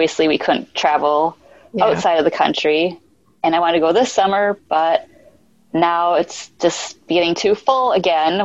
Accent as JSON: {"language": "English", "region": "central Wisconsin", "country": "United States", "tie": "born or raised there", "said": "In central Wisconsin"}